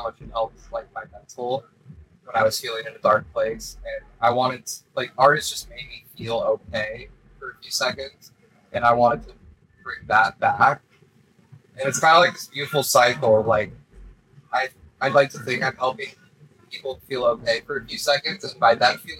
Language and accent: English; Hard Summer festival location, California, United States; it's also my hometown